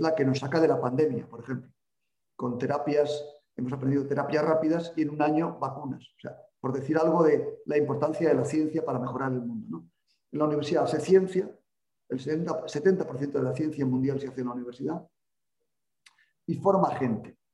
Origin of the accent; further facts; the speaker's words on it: Salamanca, Castile and León, Spain; now in Pamplona, Spain; nací en Salamanca